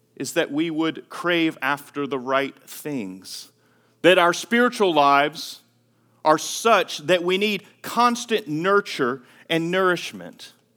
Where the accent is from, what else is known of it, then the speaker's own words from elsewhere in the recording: Greenville, North Carolina, United States; moved away as an adult; my hometown. Greenville, North Carolina